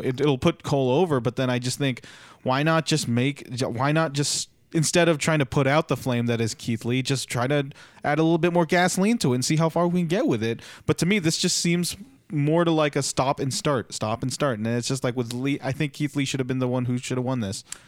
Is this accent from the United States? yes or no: no; Philippines; As a Filipino